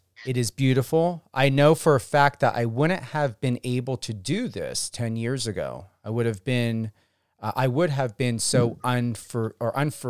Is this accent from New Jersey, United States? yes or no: yes; New Jersey, United States; I am from New Jersey